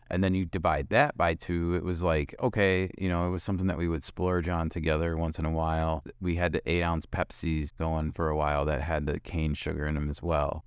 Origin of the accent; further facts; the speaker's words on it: Midwest, United States; now in West Coast, United States; we come from the Midwest and we live on the West Coast